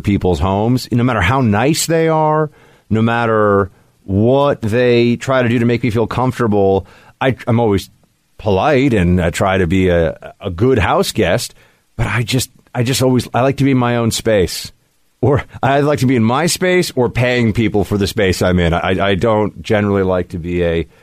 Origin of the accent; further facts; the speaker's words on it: New York, United States; I grew up in New York